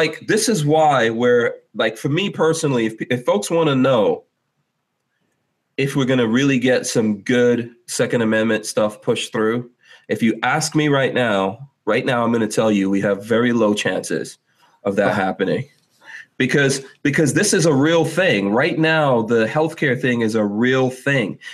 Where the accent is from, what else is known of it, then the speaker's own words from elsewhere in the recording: New York City, New York, United States; moved away as an adult; I came to America in 1983 and grew up in New York City, and we lived there until something like 1998 or 99.